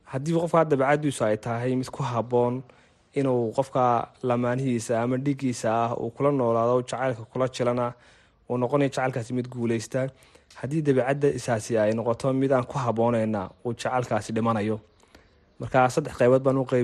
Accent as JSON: {"language": "Somali", "town": "Hargeisa", "region": "Maroodi Jeex", "country": "Somalia", "tie": "born or raised there", "said": "waxa aan ku dhashay oon ku barbaaray magaalada hargeysa"}